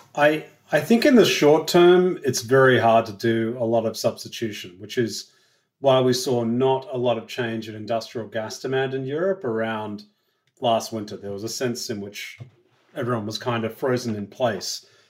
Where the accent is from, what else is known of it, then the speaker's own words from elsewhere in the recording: Australia; as an Australian